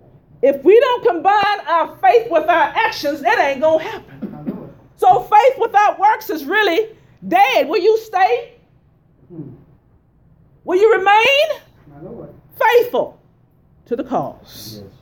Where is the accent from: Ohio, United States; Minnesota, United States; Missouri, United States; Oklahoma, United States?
Missouri, United States; I'm from Missouri. Show me.